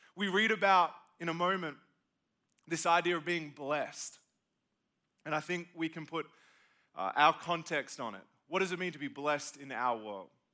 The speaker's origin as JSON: {"language": "English", "country": "Australia", "moved": "yes", "lives_now": "South Carolina, United States", "said": "I'm from Australia, moved to be a part of living in good old South Carolina"}